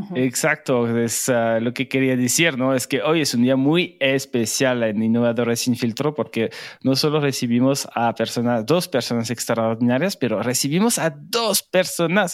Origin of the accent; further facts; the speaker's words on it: France; now in Mexico; Yo soy migrante francés en México